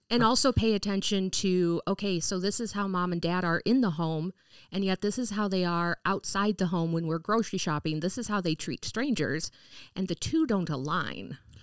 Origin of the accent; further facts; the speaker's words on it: Gladstone, Michigan, United States; I grew up in the Upper Peninsula